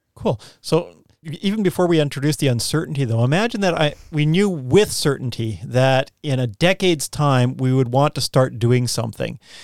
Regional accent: Canadian Prairies, Canada; also born or lived in Khandallah, Wellington, New Zealand; now in Wellington, New Zealand; I grew up on the Canadian prairies

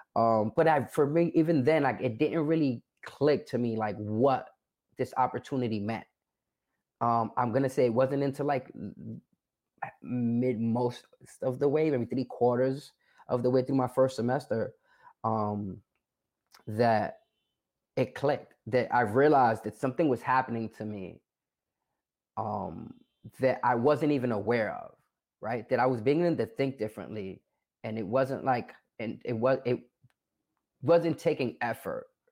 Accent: New York City, New York, United States; I'm originally from the South Bronx

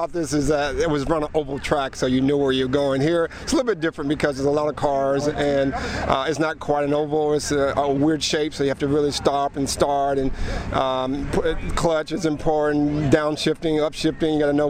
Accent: Georgia, United States; Growing up in Georgia and Atlanta Speedway was there.

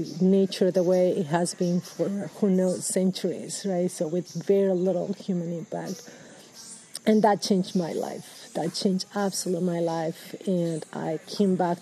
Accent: Peru; moved away as an adult; now in Washington State, United States; So I'm originally from Peru. I've gotten my education in Peru

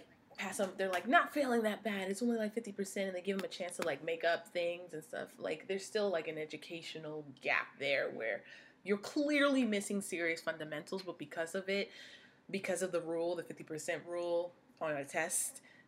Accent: Washington, District of Columbia, United States; I grew up in Northeast DC

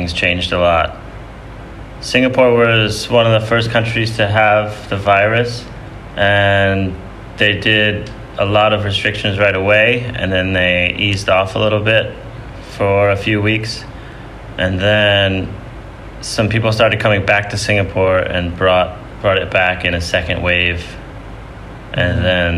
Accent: Kinderhook, New York, United States; I grew up upstate New York in the Hudson Valley at a place called Kinderhook.

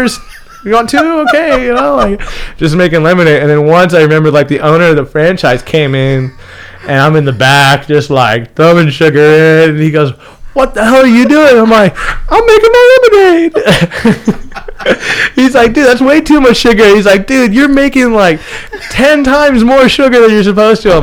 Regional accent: Rancho Cucamonga, California, United States; also born or lived in Newport Beach, California; I grew up in the Inland Empire. Mm-hmm. But I moved to Newport Beach when I was 13 years old

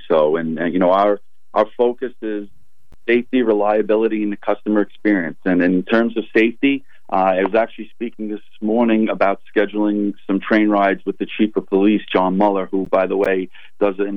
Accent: Long Island, New York, United States; I grew up on Long Island, and I currently reside in Port Jefferson Station

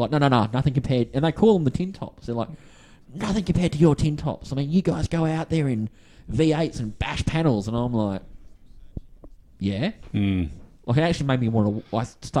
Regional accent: Western Australia, Australia; accent: Aussie; I'm Western Australia.

